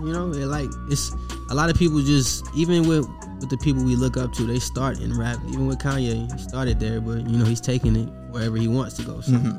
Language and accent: English; Detroit, Michigan, United States; also born or lived in Las Vegas; now in Atlanta, United States; I'm from Detroit, and that's where it started.